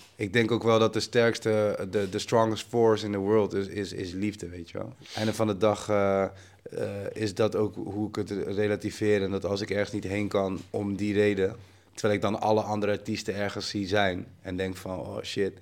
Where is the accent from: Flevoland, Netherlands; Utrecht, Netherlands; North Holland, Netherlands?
Utrecht, Netherlands; Amersfoort; zo'n DJ-winkel bij ons in Amersfoort, waar ik vandaan kom in Nederland